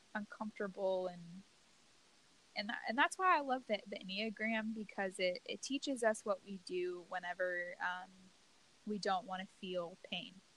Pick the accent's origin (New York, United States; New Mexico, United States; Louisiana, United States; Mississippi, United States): Louisiana, United States; moved away as an adult; I grew up in the South in you know Louisiana